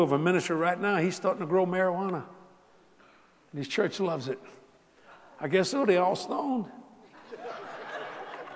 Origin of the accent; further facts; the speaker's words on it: South Louisiana, United States; moved away; I'm a Cajun from South Louisiana